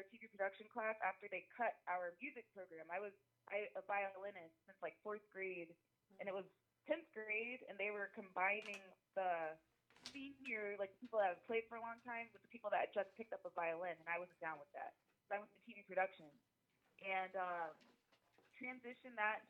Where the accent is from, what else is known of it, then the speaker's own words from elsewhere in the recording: Tampa, Florida, United States; moved away as an adult; now in Las Vegas, United States; I'm from Tampa, Florida. I came to Las Vegas in 2016